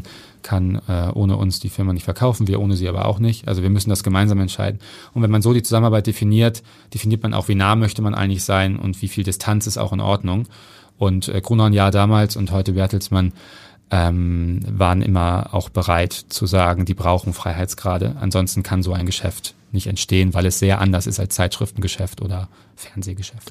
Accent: Hamburg, Germany; Ich bin äh, alleine mit meiner Mutter und meinem Bruder aufgewachsen im Süden von Hamburg in äh, Neugraben

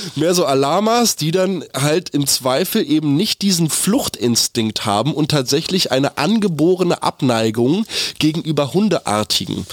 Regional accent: Germany; Wir haben irgendwie als Deutsche

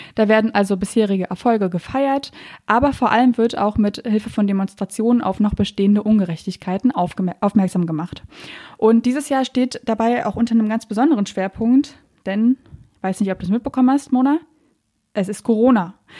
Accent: Berlin, Germany; ich bin Berlinerin

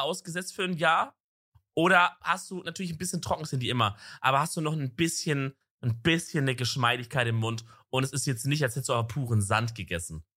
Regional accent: Southern Germany, Germany; wenn ich jetzt zum Beispiel im Süden wohne, so wo ich aufgewachsen bin

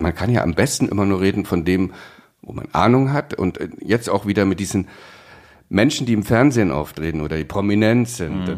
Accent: East Germany, Germany; Ich bin ja aufgewachsen im Osten

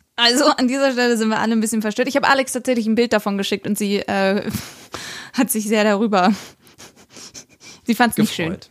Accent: Regensburg, Bavaria, Germany; ich bin bei der Großmama in Regensburg aufgewachsen

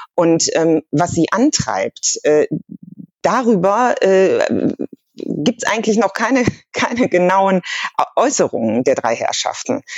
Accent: Germany; als, als Deutsche

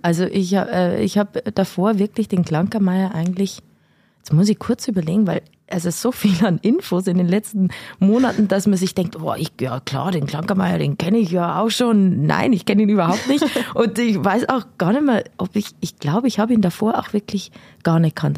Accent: Nabburg, Bavaria, Germany; moved away; Ich komme ursprünglich aus Nappburg, also gar nicht so weit her.

